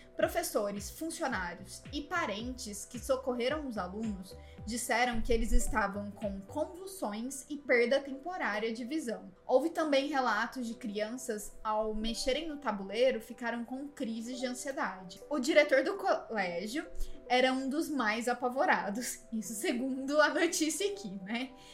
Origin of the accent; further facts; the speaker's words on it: Brazil; no Brasil, né, como brasileiro